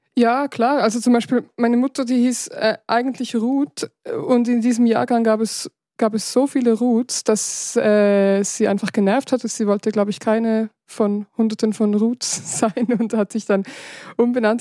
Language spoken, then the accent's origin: German; Switzerland; in der Gegend, wo ich aufgewachsen bin, also im Rheintal